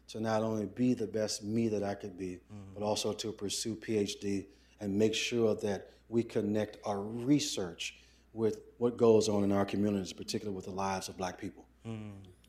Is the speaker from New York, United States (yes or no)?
yes; Brooklyn, New York, United States; And I came from Brooklyn with my white tees and headbands on, and I was a little odd character for Princeton